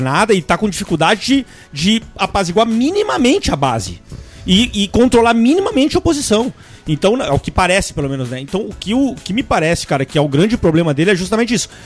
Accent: Brazil; como brasileiro

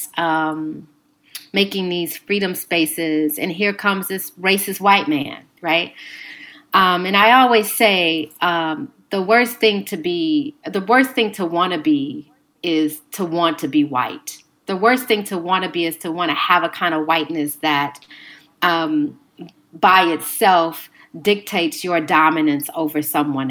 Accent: Chicago, Illinois, United States; I'm from Chicago, so I'm very familiar with these sites

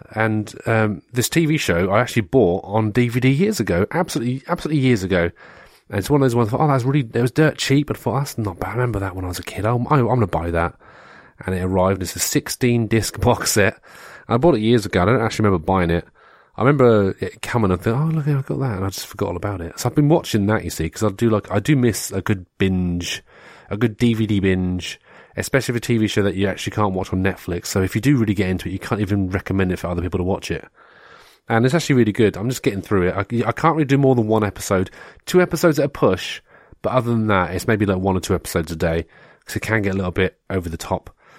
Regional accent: United Kingdom; we had like Spitting Image in the UK

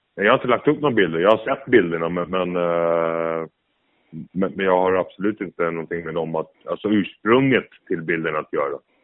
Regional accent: Sweden; jag som svensk

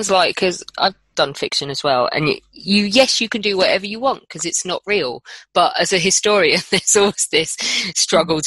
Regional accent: London, United Kingdom; as a Londoner

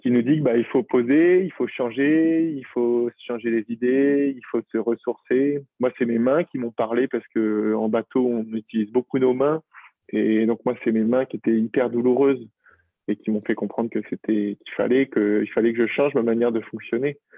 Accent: Brittany, France; je m'y suis retrouvé à un moment en, rentrant chez moi en Bretagne

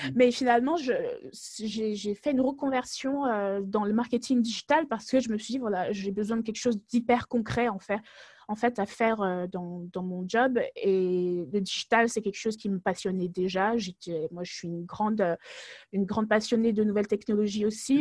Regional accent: France; moved away as an adult; also born or lived in Togo; now in Germany; je suis née au Togo, mais j'ai grandi en France

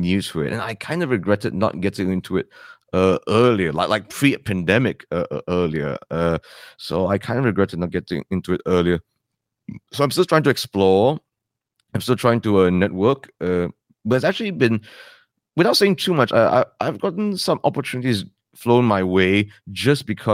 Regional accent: Malaysia; first language English; We are a complex country

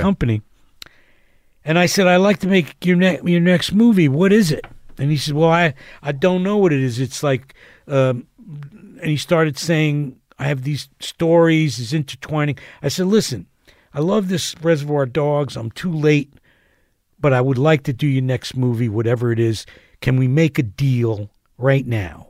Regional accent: Asbury Park, New Jersey, United States; moved away; I'm from Asbury.

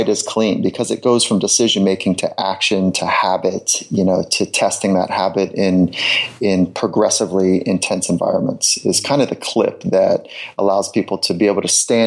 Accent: Southern California, United States; I grew up in Southern California, so surfing was the group that I spent most of my time with.

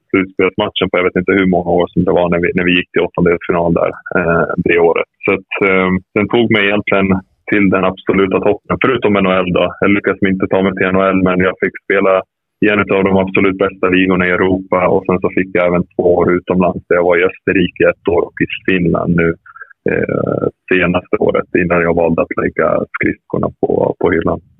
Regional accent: Rättvik, Dalarna County, Sweden; also born or lived in Serbia; jag växte upp i Rättvik

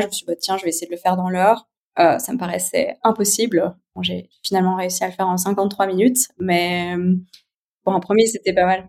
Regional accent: Geneva, Switzerland; je suis née à Genève, j'ai 36 ans.

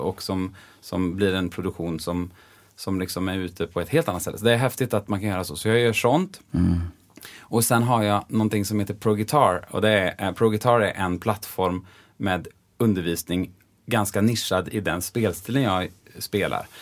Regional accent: Bengtsfors, Västra Götaland, Sweden; moved away as an adult; also born or lived in Los Angeles, United States / Gothenburg, Sweden; jag är ju från Dalsland Just det. Eh, och från Bengtsfors och där säger vi ju ofta E blir ju som Ä

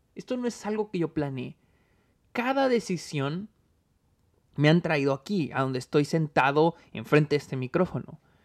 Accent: Mexico; now in United States; nací, nací, crecí en México y ahora estoy en Estados Unidos.

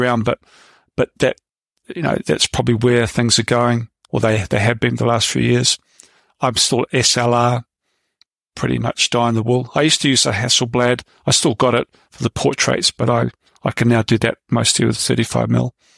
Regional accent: New Zealand; moved away as an adult; also born or lived in London; now in United Kingdom; I came over to Britain from New Zealand when I was 25

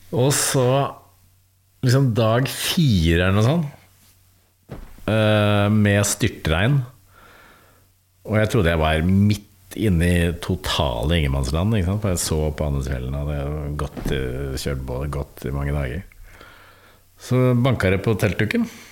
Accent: Bærum, Akershus, Norway; der jeg vokste opp i Bærum

